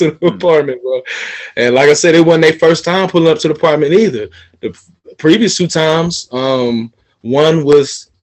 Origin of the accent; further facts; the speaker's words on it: Atlanta, Georgia, United States; I'm from Atlanta, the city of finesse